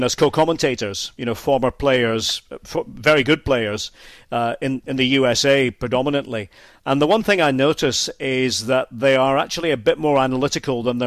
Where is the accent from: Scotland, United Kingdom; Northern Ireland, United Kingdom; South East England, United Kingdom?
Scotland, United Kingdom; moved away as an adult; now in Germany; as a Scot